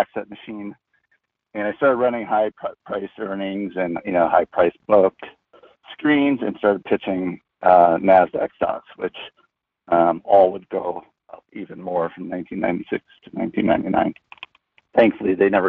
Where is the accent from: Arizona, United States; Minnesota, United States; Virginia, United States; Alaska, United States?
Minnesota, United States; I grew up in Minnesota